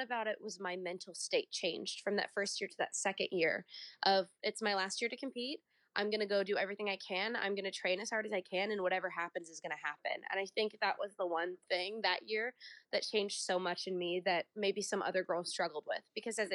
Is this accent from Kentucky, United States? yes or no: no; Lincoln, Nebraska, United States; moved away as an adult; now in Orlando, United States; I'm Nebraskan born and raised